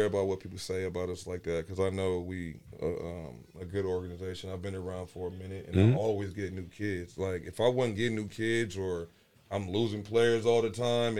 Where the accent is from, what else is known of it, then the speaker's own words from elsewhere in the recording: Las Vegas, Nevada, United States; I'm from Vegas.